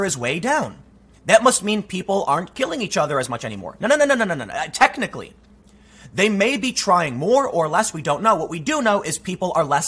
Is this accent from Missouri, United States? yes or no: no; Chicago, Illinois, United States; I'm from Chicago